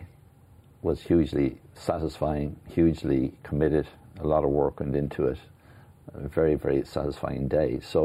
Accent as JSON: {"language": "English", "country": "Ireland", "said": "I'm very proud of being Irish"}